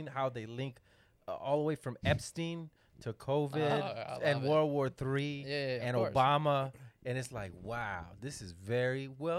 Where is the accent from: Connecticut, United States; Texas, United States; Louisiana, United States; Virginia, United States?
Texas, United States; I'm from Texas